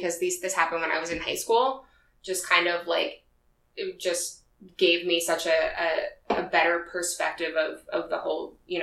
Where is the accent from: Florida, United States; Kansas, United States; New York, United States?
New York, United States; Long Island; I am from Long Island